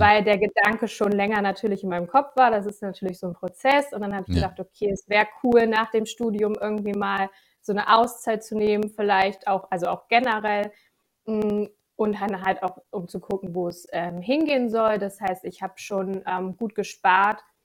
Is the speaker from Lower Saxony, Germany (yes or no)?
yes; Gifhorn district, Lower Saxony, Germany; moved away as an adult; now in Hannover, Germany; ich komme aus dem Landkreis Gifhorn, ähm, wohne jetzt mittlerweile seit sieben Jahren, sechs Jahren in Hannover